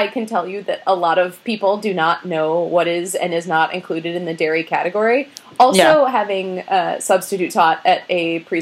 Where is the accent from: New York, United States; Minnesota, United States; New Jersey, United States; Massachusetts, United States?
Minnesota, United States; I'm not from Wisconsin. I'm from Minnesota.